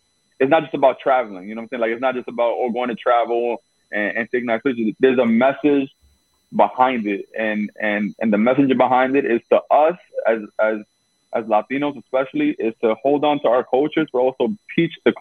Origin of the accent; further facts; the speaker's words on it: New York City, New York, United States; we both from Brooklyn.